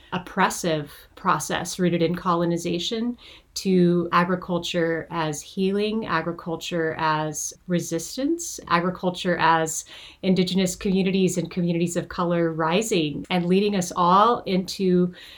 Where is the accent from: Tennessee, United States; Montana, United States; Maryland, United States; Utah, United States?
Montana, United States; now in California, United States; I was born and raised in Montana.